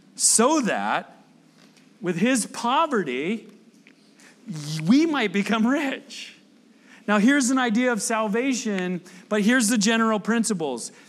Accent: United States; I'm from the South Bay

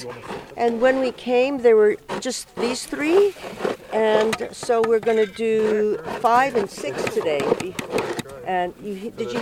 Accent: Honolulu, Hawaii, United States; now in San Francisco, United States; I am Japanese American, but born and raised in Honolulu.

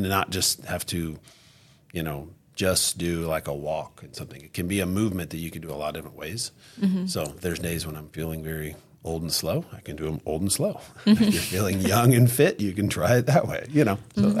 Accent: Branson, Missouri, United States; Obviously, like I said, I grew up in Branson too. So, like, we have buffets everywhere.

